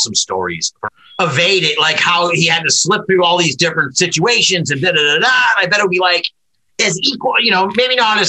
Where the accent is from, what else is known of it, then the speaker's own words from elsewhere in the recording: New England, United States; I'm from New England